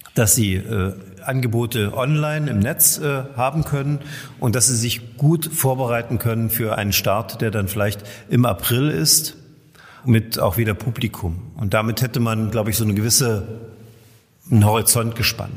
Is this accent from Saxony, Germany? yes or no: yes; Görlitz, Saxony, Germany; bei uns in Görlitz